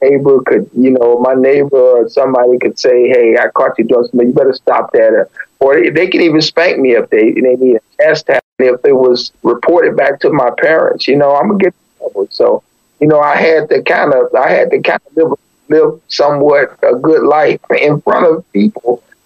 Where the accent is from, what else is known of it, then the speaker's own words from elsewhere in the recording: East Chicago, Indiana, United States; moved away as an adult; also born or lived in St. Augustine, Florida; now in Daytona Beach, United States; I actually grew up in East Chicago, which is actually in Indiana.